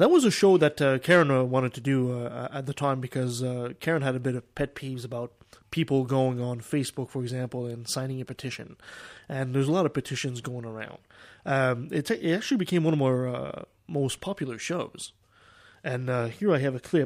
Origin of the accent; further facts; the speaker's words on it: Quebec, Canada; now in British Columbia, Canada; I grew up in Quebec